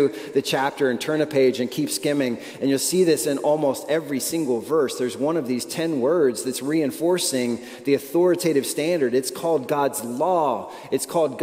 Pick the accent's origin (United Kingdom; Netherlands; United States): United States; we are American